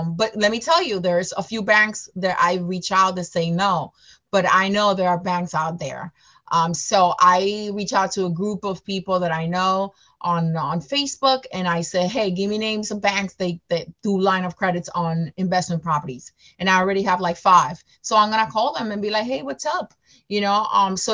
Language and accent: English; New York City, New York, United States; Everyone in my um, team is local, everyone, but me. I'm from New York City, but everyone else is from that area.